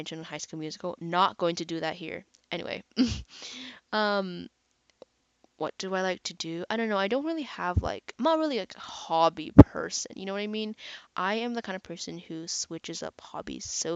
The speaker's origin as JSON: {"language": "English", "country": "Canada", "said": "I'm actually Canadian"}